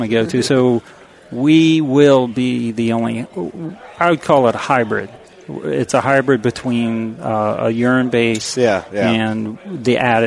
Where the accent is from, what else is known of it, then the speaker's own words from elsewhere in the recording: Virginia, United States; in Virginia, my home state